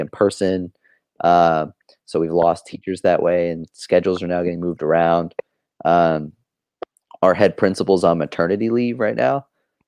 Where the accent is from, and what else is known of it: Oklahoma, United States; born or raised there